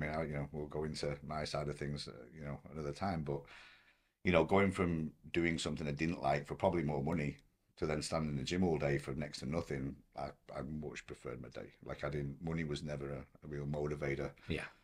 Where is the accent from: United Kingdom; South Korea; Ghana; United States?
United Kingdom; Blackpool, North West England; where I grew up in Blackpool, like there was like two PTs in the whole town.